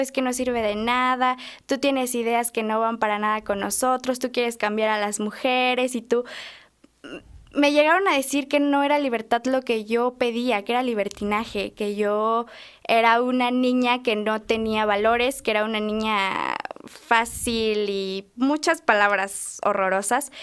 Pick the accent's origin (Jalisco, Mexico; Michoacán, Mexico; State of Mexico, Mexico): State of Mexico, Mexico; Acambay; en Acambay, de donde soy